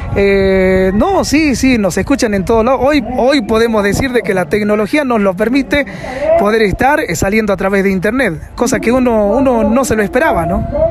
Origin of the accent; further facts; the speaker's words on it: Cafayate, Salta, Argentina; soy de Cafayate